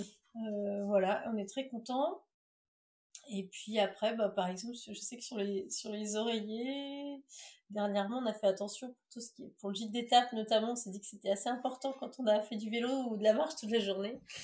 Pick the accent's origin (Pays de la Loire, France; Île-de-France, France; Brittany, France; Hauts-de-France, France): Brittany, France; Plouguerneau; moved away as an adult; also born or lived in Rennes / Paris; on est natifs de Pouillerneau, tous les deux